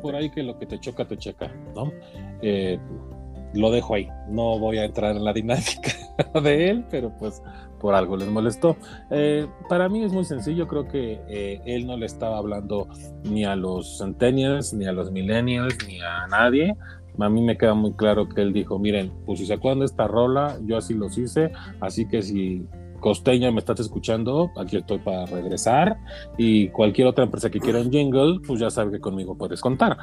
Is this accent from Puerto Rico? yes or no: no; Mexico